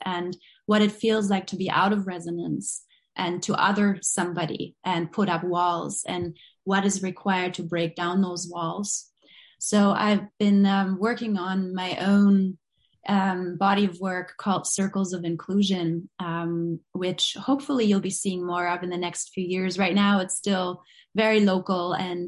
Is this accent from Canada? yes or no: no; Berlin, Germany; moved away; I grew up in West Berlin. I grew up with a lot of division and separation